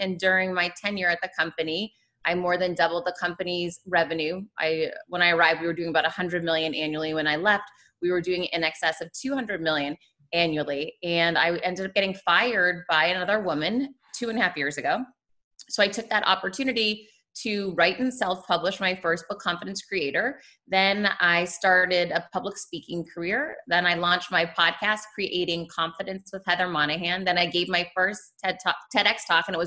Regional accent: Worcester, Massachusetts, United States; moved away as an adult; also born or lived in Michigan / Florida; now in Miami, United States; I grew up in Worcester, Massachusetts

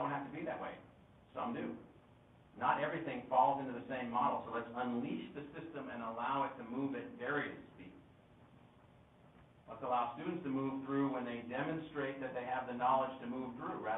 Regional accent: California, United States; I was born in California

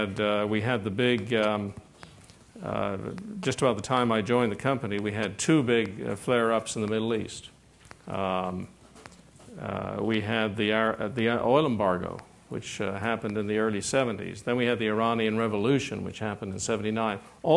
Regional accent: Ireland; Like, I come from Ireland, but it's a small little place.

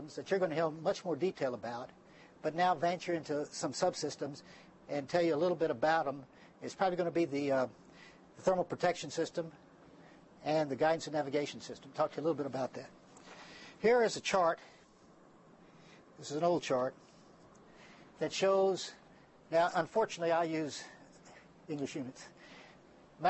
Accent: San Antonio, Texas, United States; moved away; my hometown is San Antonio, Texas.

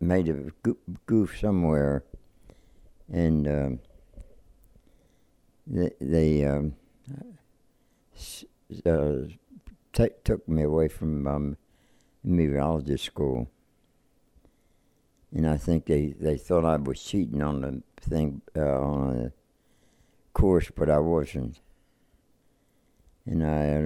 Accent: Eastern Maryland, United States; I was born in Eastern Maryland in, 1923.

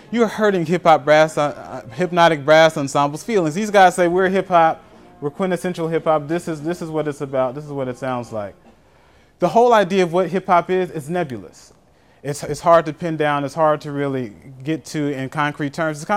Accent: Atlanta, Georgia, United States; I'm from Atlanta, so I'm kind of familiar.

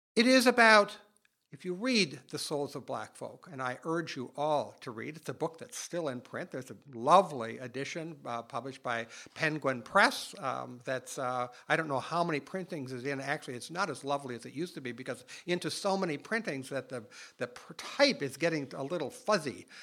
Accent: Minnesota, United States; my home state of Minnesota

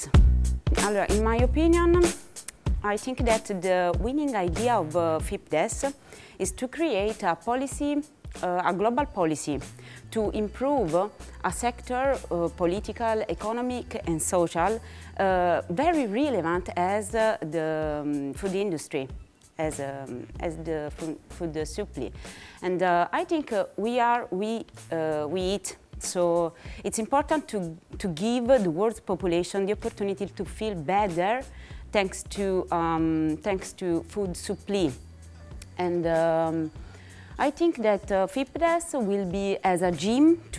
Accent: Naples, Campania, Italy; moved away; I'm from Naples in Italy.

